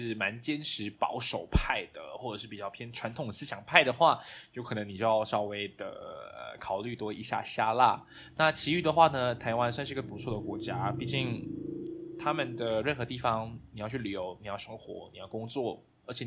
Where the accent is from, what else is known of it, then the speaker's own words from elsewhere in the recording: Kuala Lumpur, Malaysia; 我来自马来西亚的中部、中南部啦啊，所以是吉隆坡，就是马来西亚的首都。